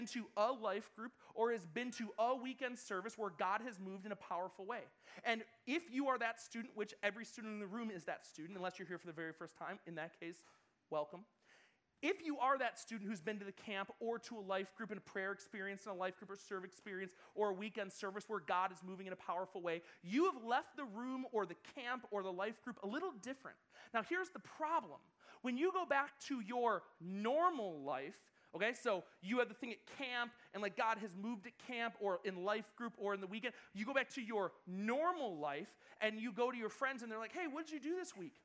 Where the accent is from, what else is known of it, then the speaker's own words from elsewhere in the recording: Buffalo, New York, United States; moved away as an adult; now in California, United States; my hometown in Buffalo, New York